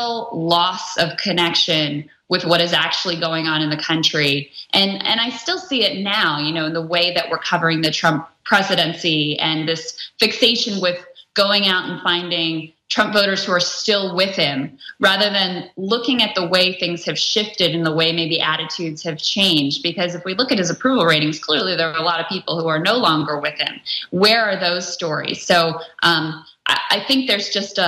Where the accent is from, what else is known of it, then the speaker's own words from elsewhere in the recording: rural Virginia, United States; also born or lived in New York / Washington, District of Columbia, United States; now in Kentucky, United States; I'm from Virginia originally, and rural